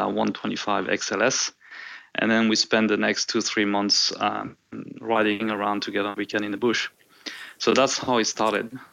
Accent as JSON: {"language": "English", "country": "Côte d’Ivoire", "tie": "born or raised there", "also_born_or_lived": "Marseille, France / San Diego, California, United States", "moved": "as an adult", "lives_now": "Nelson Bay, Australia"}